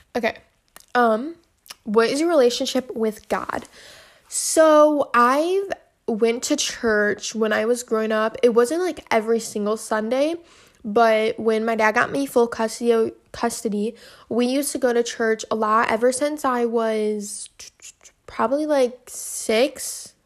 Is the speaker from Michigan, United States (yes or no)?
yes; Michigan, United States; my hometown in Michigan